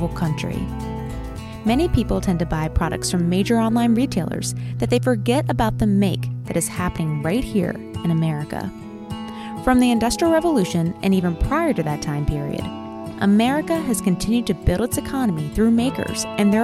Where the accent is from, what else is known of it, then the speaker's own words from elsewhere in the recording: Baltimore, Maryland, United States; I grew up there